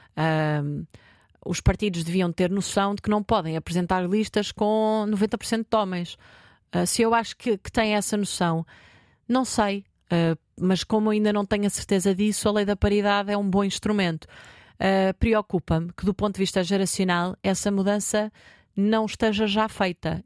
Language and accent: Portuguese; Marinha Grande, Centro, Portugal; eu sou da Marinha Grande